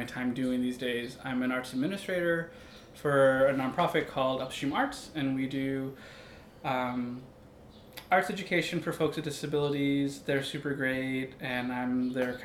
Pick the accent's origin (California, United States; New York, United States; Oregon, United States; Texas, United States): Texas, United States; San Antonio; now in Minnesota, United States; I'm from San Antonio, Texas. I'm a Tejano